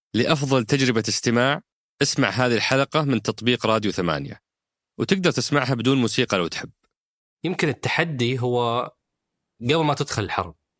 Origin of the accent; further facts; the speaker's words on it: Saudi Arabia; كلنا كسعوديين